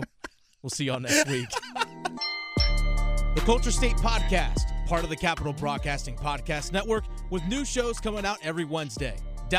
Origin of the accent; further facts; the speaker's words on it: Virginia, United States; now in Raleigh, United States; I grew up in high school in Virginia